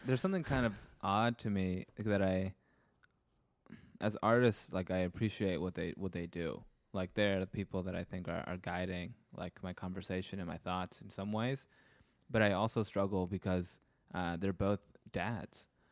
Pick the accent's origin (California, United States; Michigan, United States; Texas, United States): California, United States; being a Californian